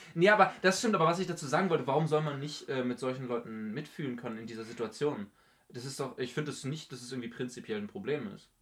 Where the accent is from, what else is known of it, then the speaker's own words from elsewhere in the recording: Northern Germany, Germany; für mich als Norddeutscher